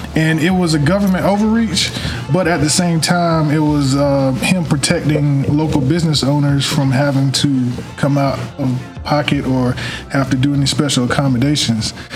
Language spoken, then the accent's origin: English; North Carolina, United States; I'm born and raised in North Carolina